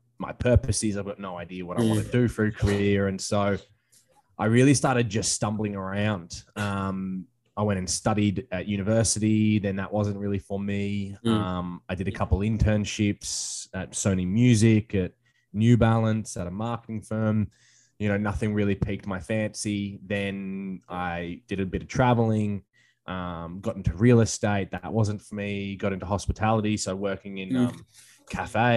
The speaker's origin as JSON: {"language": "English", "country": "Australia", "moved": "yes", "lives_now": "Hawaii, United States", "said": "I'm from Australia, but I'm currently living in Hawaii"}